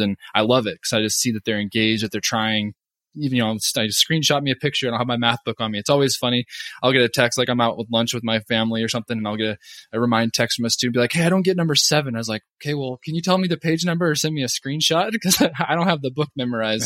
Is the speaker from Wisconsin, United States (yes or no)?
no; Oregon, United States; moved away as an adult; also born or lived in Kentucky / Hawaii; now in Calgary, Canada; I'm actually from Oregon originally